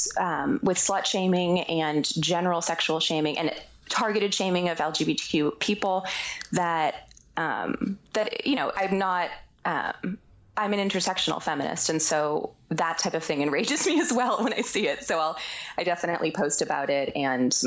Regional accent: Boston, Massachusetts, United States; moved away; we were growing up in the Boston area

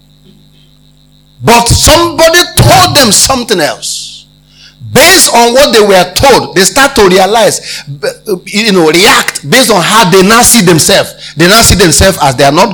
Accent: Abia, Nigeria; I come from Abia State.

